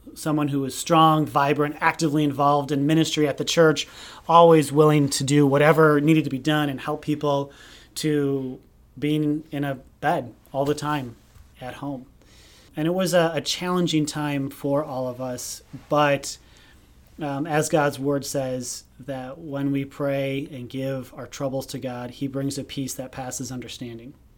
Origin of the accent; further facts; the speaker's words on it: Hubertus, Wisconsin, United States; I grew up in Hubertus, Wisconsin, which is a small town just north of Milwaukee.